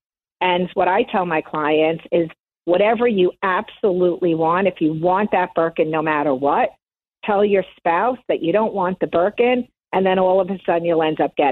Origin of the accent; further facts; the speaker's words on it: Long Island, New York, United States; I grew up in Long Island, and I was born in 1965